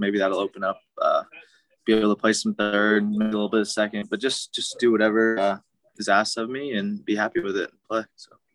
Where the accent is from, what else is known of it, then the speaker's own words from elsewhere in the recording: Milwaukee, Wisconsin, United States; moved away; also born or lived in Oklahoma; I grew up in Milwaukee, uh, and then moved to Oklahoma